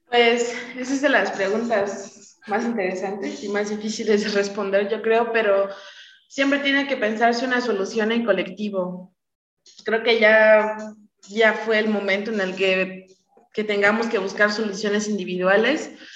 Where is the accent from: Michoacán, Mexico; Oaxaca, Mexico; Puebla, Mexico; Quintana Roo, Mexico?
Oaxaca, Mexico; tenemos que estar ahí siendo oaxaqueños